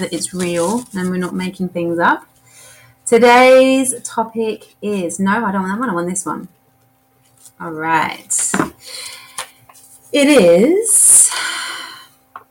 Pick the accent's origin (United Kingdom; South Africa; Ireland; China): United Kingdom; England; Being English